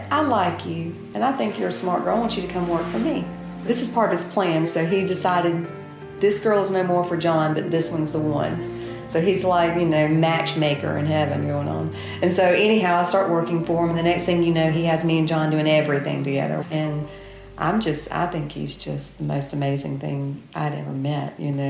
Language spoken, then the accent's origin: English; Pepperell, Alabama, United States; I grew up in Pepperell, Alabama. I grew up in a very simple life. Looking back now into it, I would say in a poor family.